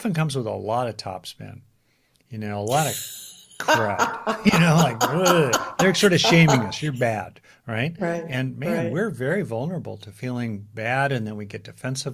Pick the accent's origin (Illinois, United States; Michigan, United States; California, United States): California, United States; Los Angeles; I grew up in Los Angeles